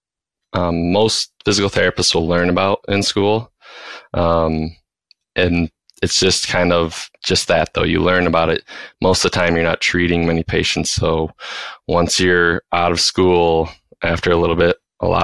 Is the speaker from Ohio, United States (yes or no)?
no; Fife Lake, Michigan, United States; also born or lived in Mount Pleasant, Michigan; So I'm originally from Fife Lake, which is a little town just southeast of Traverse City in Michigan. And I grew up there.